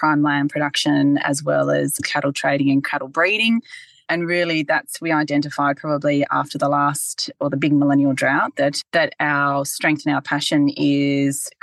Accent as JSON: {"language": "English", "town": "Bathurst", "region": "New South Wales", "country": "Australia", "tie": "born or raised there", "said": "I grew up in Bathurst, actually, born and bred Bathurst girl."}